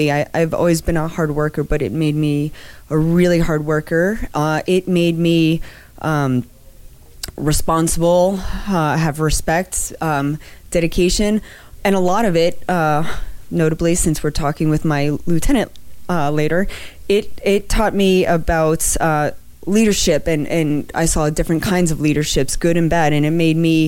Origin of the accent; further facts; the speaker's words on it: Miami, Florida, United States; also born or lived in Wisconsin / Anchorage, Alaska; now in Denver, United States; I was born and raised in Miami, Florida